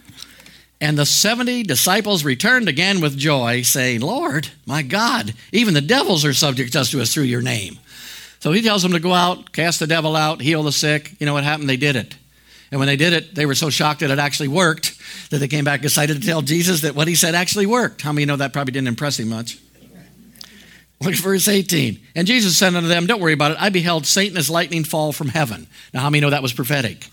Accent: United States; when I was born in the United States

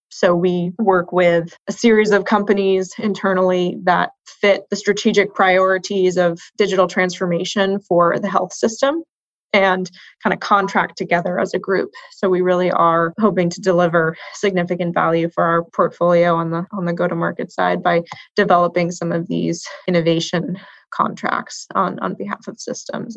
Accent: Boston, Massachusetts, United States; moved away as an adult; now in West Coast, United States; I grew up in Boston and spent most of my career in Boston.

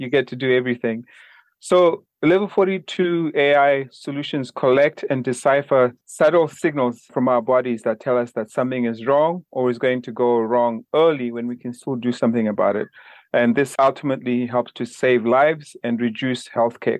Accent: Zimbabwe; moved away; also born or lived in Minnesota / New York; I'm originally from Zimbabwe

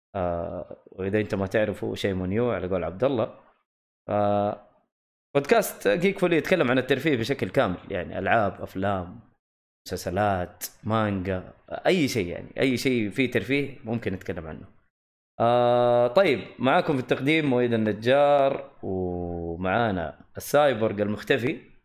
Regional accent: the South, Asir, Saudi Arabia; عندنا في الجنوب في منطقة اسمها خميس مشيط

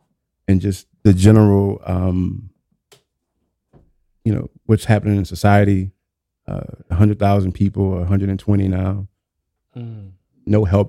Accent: New Orleans, Louisiana, United States; born or raised there

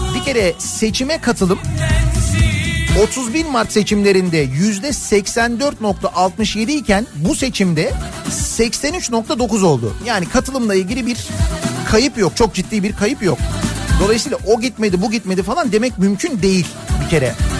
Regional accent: Istanbul, Turkey; Bir İstanbullu olarak

